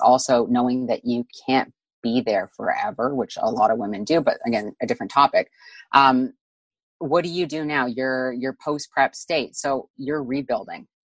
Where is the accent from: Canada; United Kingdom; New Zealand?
Canada; we're both Canadian here